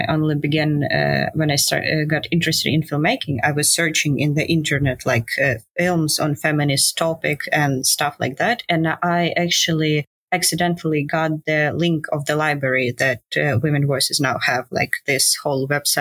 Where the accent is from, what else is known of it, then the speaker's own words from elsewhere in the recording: Ukraine; So I'm from Ukraine. I grew up here and I live